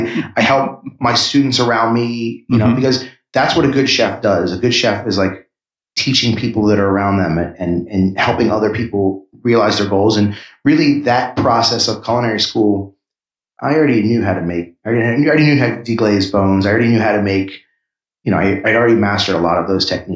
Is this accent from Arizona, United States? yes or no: no; Washington, District of Columbia, United States; also born or lived in New York City; I grew up in Washington, D.C. in New York City. But Philadelphia was the town where I spent the most time as a mid-20s person.